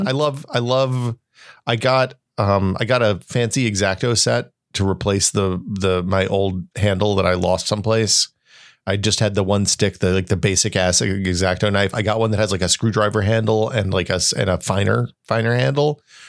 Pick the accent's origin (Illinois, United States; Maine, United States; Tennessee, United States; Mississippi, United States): Tennessee, United States; But dude, I grew up in Northeast Tennessee, so I don't know.